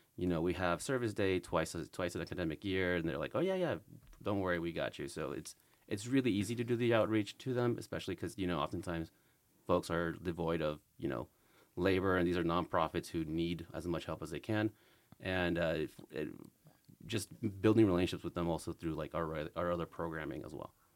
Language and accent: English; Las Vegas, Nevada, United States; also born or lived in California; as a Vegas native, my s, well, I was born in California, but I've been here for most of my life